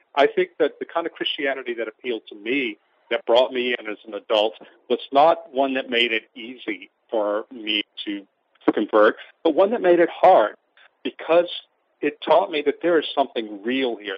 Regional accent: St. Francisville, Louisiana, United States; now in Baton Rouge, United States; my hometown of St. Francisville

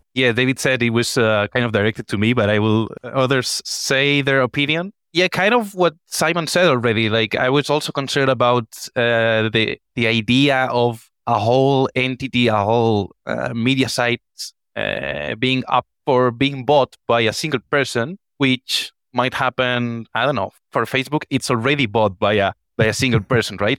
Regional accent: Spain; I'm from Spain

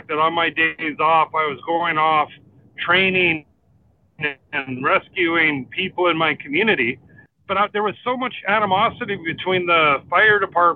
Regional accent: North Vancouver, British Columbia, Canada; born and raised in North

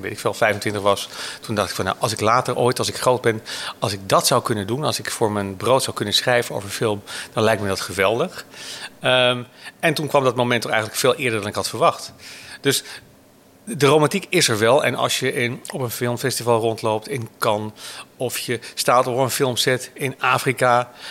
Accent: Hoorn, North Holland, Netherlands; Ik ben geboren uit Horen en heb het VWO gedaan

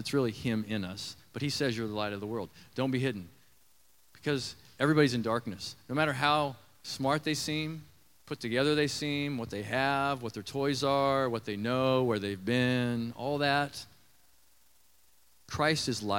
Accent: Nebraska, United States; I grew up in Nebraska around some limestone mines, quarries

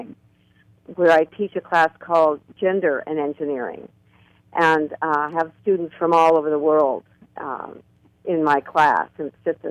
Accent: Marin County, California, United States; I was raised in Marin County, the home of personal transformation

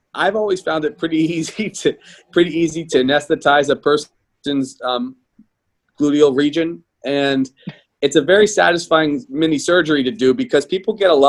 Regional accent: Pittsburgh, Pennsylvania, United States; I grew up in Pittsburgh

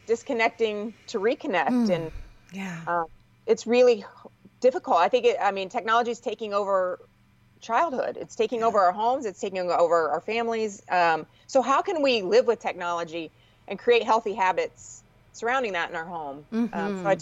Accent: Indiana, United States; moved away; I grew up with fireflies in Indiana

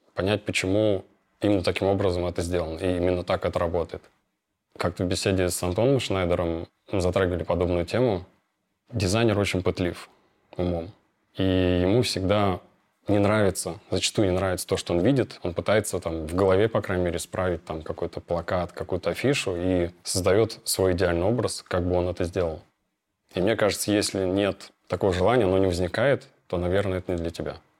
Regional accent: Moscow, Russia; Родился я в Москве, окончил лицей с красным дипломом по радиоэлектронике

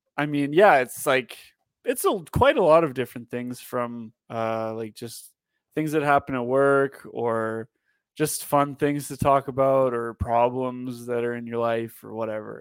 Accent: Canada; also born or lived in Calgary; we were all Canadian

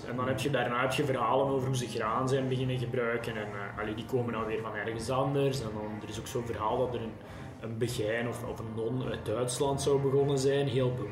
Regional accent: Belgium; Die je eigenlijk anders als Belg nooit zou tegenkomen.

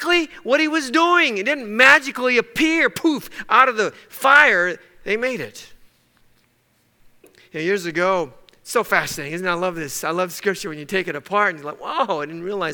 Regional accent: Texas, United States; I was born in Texas. I'm as American as apple pie.

